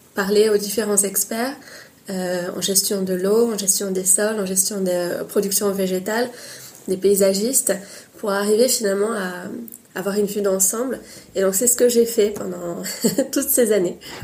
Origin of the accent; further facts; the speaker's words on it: Paris, Île-de-France, France; also born or lived in Tunisia / Brittany; j'ai une mère bretonne et un père tunisien, et je suis née à Paris